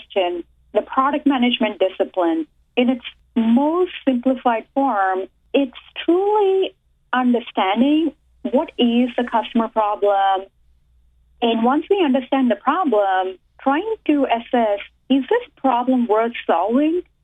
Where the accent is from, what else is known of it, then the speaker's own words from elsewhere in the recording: India; first language Telugu; English is a second language; moved away as an adult; also born or lived in Boston area; now in United States; I was born and raised in India